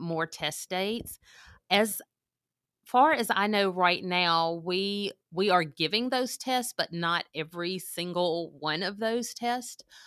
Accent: Mississippi, United States; moved away as an adult; now in Oklahoma, United States; I am from Mississippi. I moved to Oklahoma in two thousand sixteen. I graduated from South Panola High School in nineteen

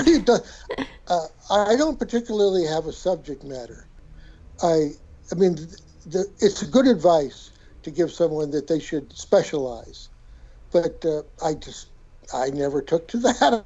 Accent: Colorado, United States; also born or lived in Boulder, Colorado; now in San Francisco, United States; I grew up in Colorado and lived in Boulder forever

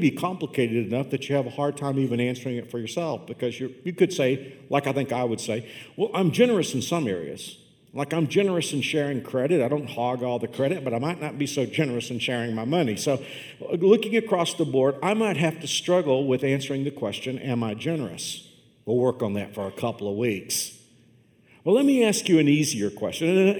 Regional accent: Fort Worth, Texas, United States; I grew up on the southeast side of Fort Worth

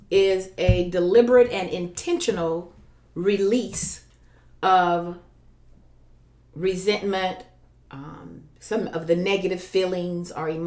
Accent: North Carolina, United States; I grew up in North Carolina.

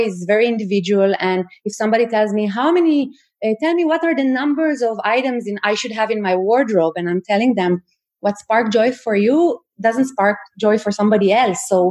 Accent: Israel; now in Sweden; I'm from Israel

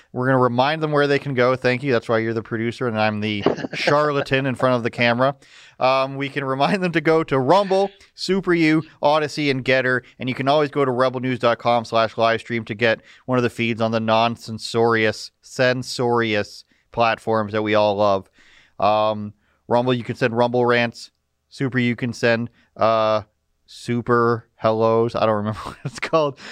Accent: Canada; a Canadian citizen

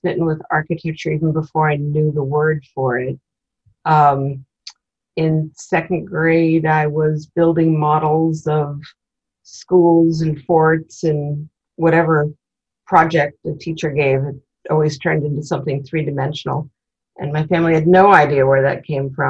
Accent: Washington, District of Columbia, United States; moved away; also born or lived in Maryland / Berkeley; I grew up in Washington, D.C.

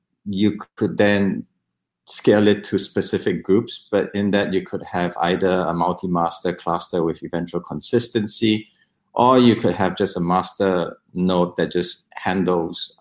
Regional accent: Singapore; I'm Singaporean

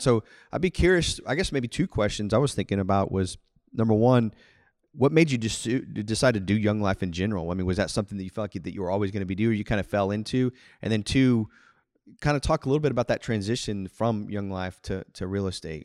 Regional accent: Houston, Texas, United States; I grew up in Houston, suburb of Houston

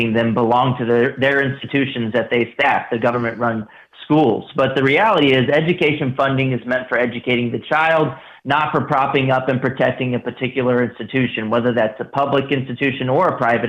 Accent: Texas, United States; moved away as an adult; also born or lived in Washington, D.C.; I also am a Texas resident, and I grew up in Texas, went to Texas public

